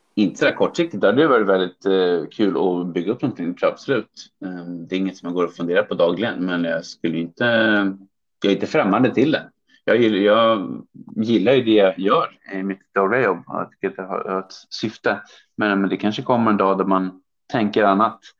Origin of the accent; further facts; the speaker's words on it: Sweden; moved away as an adult; also born or lived in Hong Kong; now in Beijing, China; för mig som svensk